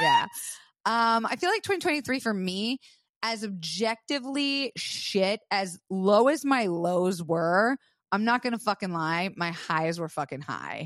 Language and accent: English; Florida, United States; moved away; I was raised in Florida